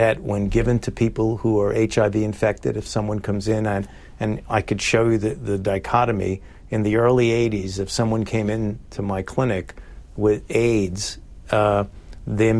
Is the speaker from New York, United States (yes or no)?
yes; New York City, New York, United States; I was born and raised in Brooklyn, New York, in the Bensonhurst